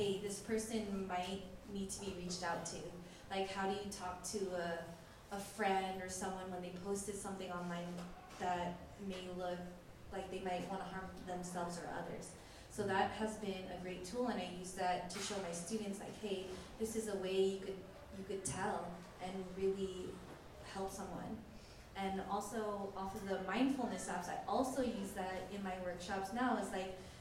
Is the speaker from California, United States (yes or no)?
yes; San Francisco, California, United States; my family's from the Philippines, and it's just like, I grew up here in San Francisco